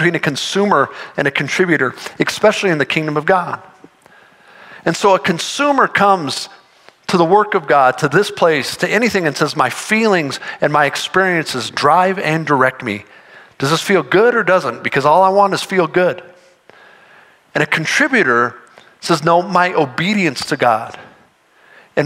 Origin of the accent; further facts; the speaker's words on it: Denver, Colorado, United States; also born or lived in Fort Collins; I grew up in Denver, lived in Fort Collins for a long time